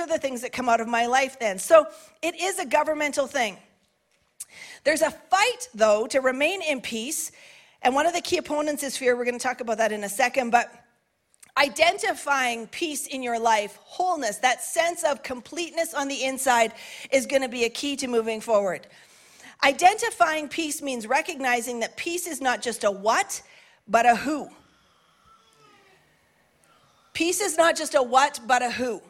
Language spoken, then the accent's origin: English; Canada; as a Canadian